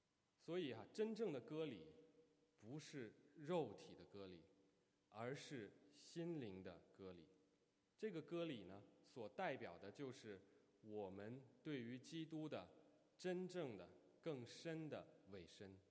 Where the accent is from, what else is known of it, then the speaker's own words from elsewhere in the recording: China; 用我们中国人的话说。就是这个出身背景好啊。